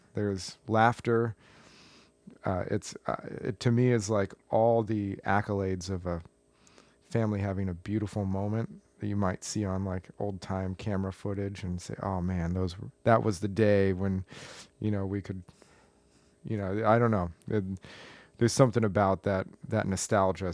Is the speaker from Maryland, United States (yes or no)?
no; Tucson, Arizona, United States; moved away as an adult; also born or lived in Collegeville, Pennsylvania; I grew up in Tucson, Arizona